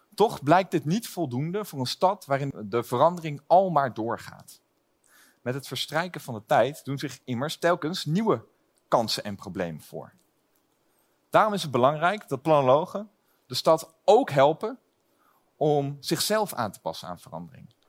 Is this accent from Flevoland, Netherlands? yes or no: yes; Lelystad, Flevoland, Netherlands; Ik kom zelf uit Lelystad